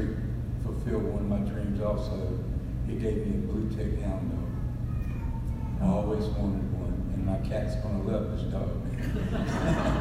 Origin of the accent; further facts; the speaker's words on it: Tampa, Florida, United States; I was born and raised here in Tampa, Florida, 59 years ago, 1959